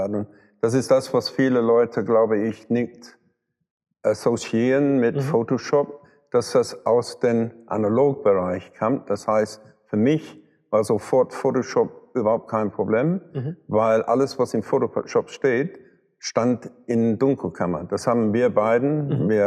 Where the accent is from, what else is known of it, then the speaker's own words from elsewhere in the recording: London, United Kingdom; German is a second language; dass ich aus England komme und ich komme aus London